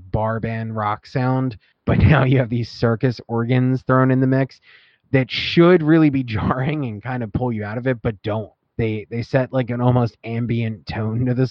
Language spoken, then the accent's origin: English; Philadelphia, Pennsylvania, United States; I was from Philadelphia